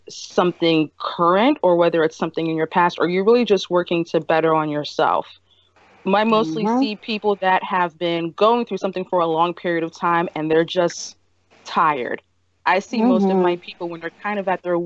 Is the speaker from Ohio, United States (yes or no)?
no; Philadelphia, Pennsylvania, United States; I grew up in North Philly, right around Broughton, Susquehanna, near Temple University